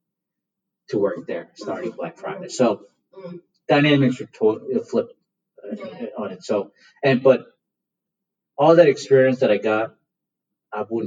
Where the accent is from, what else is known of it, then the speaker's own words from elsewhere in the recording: India; moved away; In India, we're tobacco farmers by trade. I was born in India.